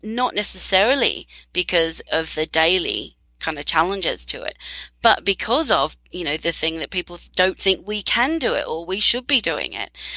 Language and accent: English; Australia; moved away; Australia, my home country